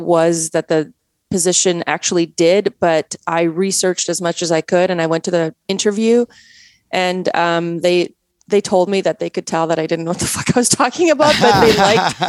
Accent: Canada; accent: Canadian; also born or lived in Poland; now in United States; I was raised in Canada

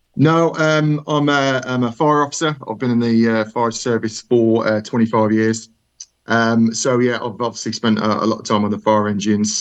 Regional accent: Birmingham, West Midlands, United Kingdom; accent: Brummy; my my my Brummy accent

